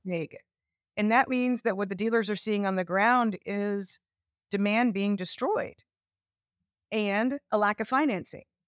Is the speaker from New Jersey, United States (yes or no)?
no; Texas, United States; my home state of Texas